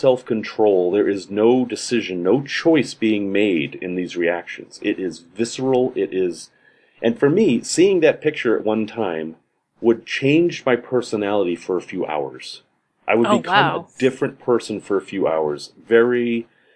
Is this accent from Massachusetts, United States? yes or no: yes; Salem, Massachusetts, United States; I grew up in Massachusetts in Salem, snowy place